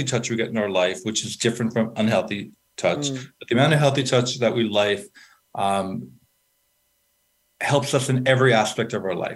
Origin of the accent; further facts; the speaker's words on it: New York, United States; I'm a from New York